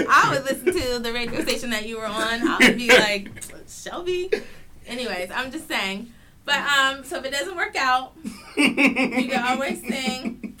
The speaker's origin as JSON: {"language": "English", "region": "England", "country": "United Kingdom", "said": "Okay, whatever, I'm English, so."}